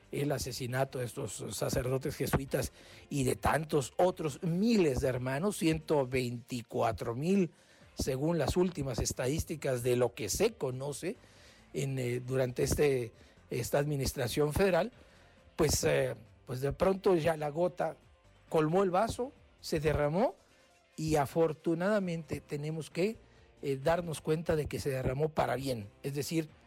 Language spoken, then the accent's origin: Spanish; Mexico; Y los mexicanos, una vez más, hemos respondido como mexicanos, como cristianos, como católicos y al mismo tiempo como ciudadanos.